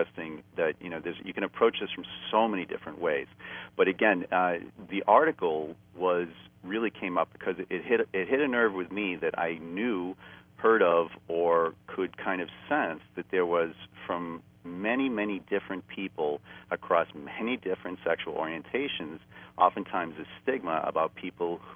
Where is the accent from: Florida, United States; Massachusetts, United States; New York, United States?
Massachusetts, United States; Boston; moved away; I'm from a traditional Boston, you know, American Boston Irish upbringing